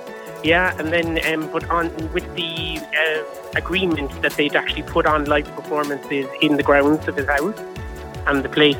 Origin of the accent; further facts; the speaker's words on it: Cork, Munster, Ireland; moved away as an adult; now in London, United Kingdom; I am indeed, yes, from Cork in Ireland. And I've been living in the big schmork of London now for about 9 years, but the accent hasn't gone very far, I'm afraid. If anything, I've actually become more defiant, and I think my accent is getting stronger the longer I live here.